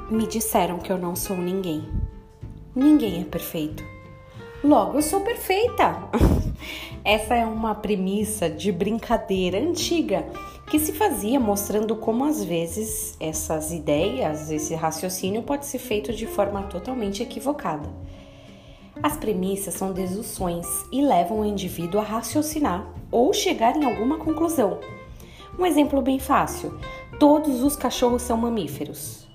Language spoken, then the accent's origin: Portuguese; Brazil; eu sou brasileira